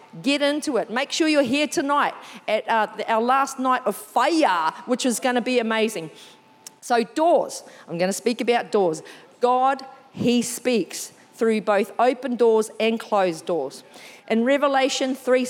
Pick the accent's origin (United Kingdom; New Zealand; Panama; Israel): New Zealand; first language English; moved away; I'm originally from New Zealand